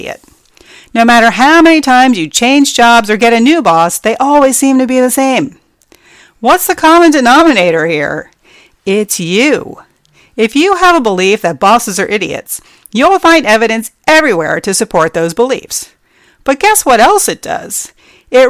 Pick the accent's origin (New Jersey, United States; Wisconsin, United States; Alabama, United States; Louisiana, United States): New Jersey, United States; moved away; I grew up in New Jersey